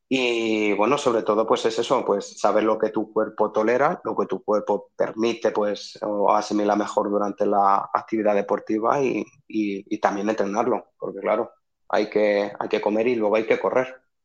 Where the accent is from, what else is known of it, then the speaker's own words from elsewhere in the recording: Albacete, Castilla-La Mancha, Spain; de aquí de, Albacete